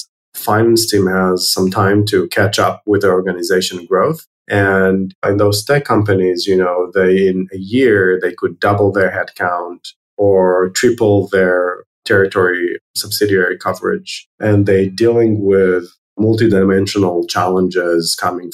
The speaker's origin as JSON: {"language": "English", "town": "Herzliya", "region": "Tel Aviv District", "country": "Israel", "tie": "born or raised there", "also_born_or_lived": "New York, United States", "said": "I was born in Herzliya, which is one of the suburbs of Tel Aviv, Israel"}